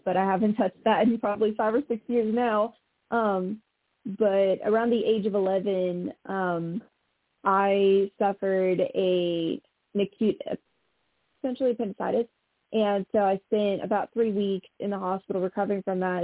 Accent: Montreal, Quebec, Canada; I'm from the province of Quebec, actually, so I'm French Canadian, and I I was born on the island of Montreal

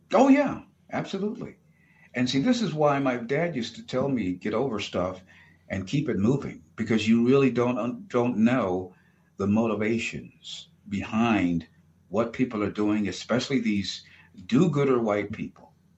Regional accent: United States; as an American

